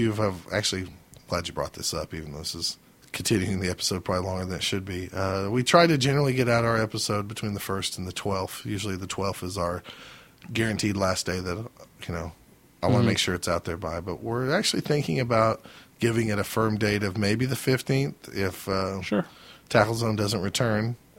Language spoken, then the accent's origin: English; Oklahoma, United States; Now they know we're from Oklahoma.